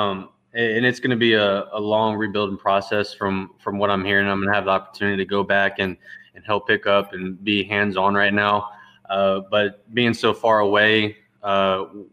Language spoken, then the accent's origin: English; Lake Charles, Louisiana, United States; there's a college there called McNeese State University that my grandfather coached at. And ever since I can remember, I was just tied into the city through that and football